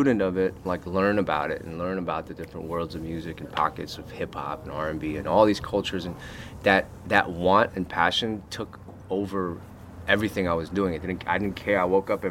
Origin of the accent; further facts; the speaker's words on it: Los Angeles, California, United States; growing up in Koreatown, born and raised there